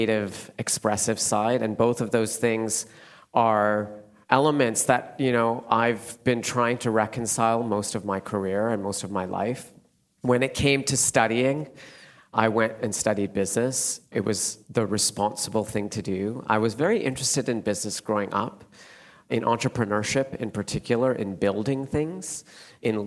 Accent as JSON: {"language": "English", "town": "Calgary", "region": "Alberta", "country": "Canada", "tie": "born or raised there", "moved": "yes", "lives_now": "London, United Kingdom", "said": "I grew up in Canada, in Calgary, which is about 1 hour from the Rocky Mountains."}